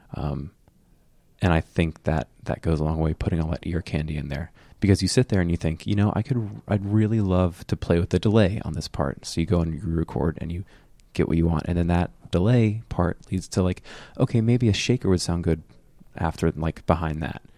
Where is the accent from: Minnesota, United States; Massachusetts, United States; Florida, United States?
Florida, United States; Fort Myers; born or raised there